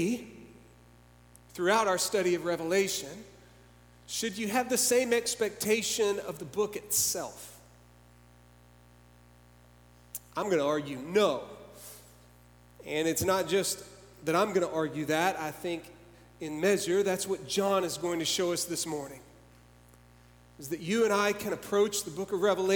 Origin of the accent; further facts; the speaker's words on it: Dallas, Texas, United States; I grew up in Dallas.